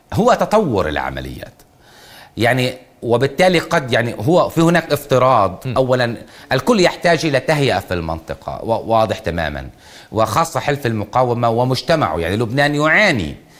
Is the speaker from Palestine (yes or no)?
yes; Palestinians in the Gaza Strip, Palestine; كفلسطينيين في قطاع غزة